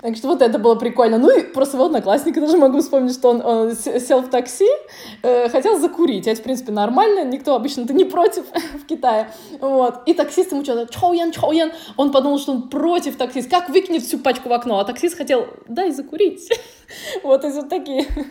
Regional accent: Russia; moved away as an adult; also born or lived in Dalian, China; я окончила Институт международных отношений у себя на родине, да, в России

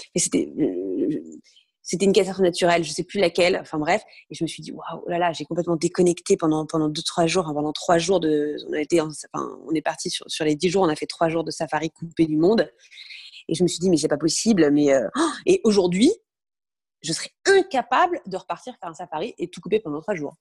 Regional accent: Brittany, France; moved away as an adult; also born or lived in Paris; j'ai grandi en Bretagne, j'ai passé mon bac, bac S en Bretagne.

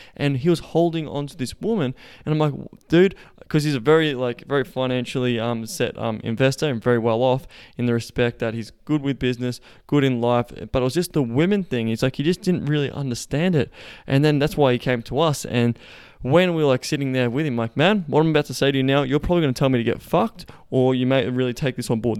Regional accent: Melbourne, Victoria, Australia; moved away; we will be in Melbourne, my hometown

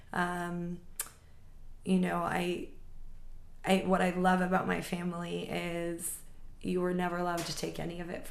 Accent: New York City, New York, United States; I grew up right here in New York City

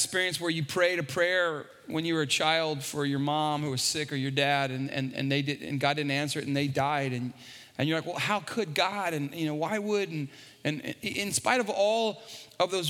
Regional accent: San Antonio, Texas, United States; I grew up on the West Side

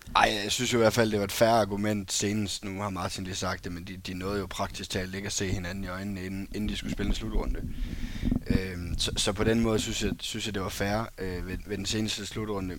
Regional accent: Esbjerg, Southern Denmark, Denmark; jeg er fra Esbjerg

